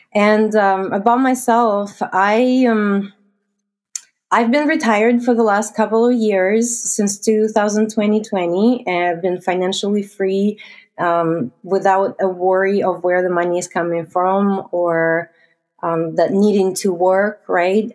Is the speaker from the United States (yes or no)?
no; Russia; moved away as an adult; now in Canada; I was born and raised in Russia.